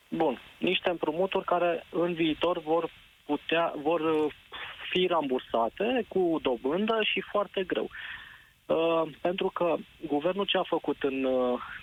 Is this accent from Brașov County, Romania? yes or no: yes; Brașov, Brașov County, Romania; eu sunt din Brașov